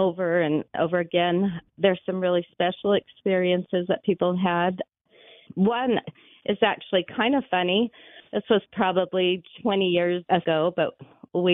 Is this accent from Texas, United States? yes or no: no; Mesa, Arizona, United States; also born or lived in Florida; I moved to Mesa from Florida when I was 9 years old.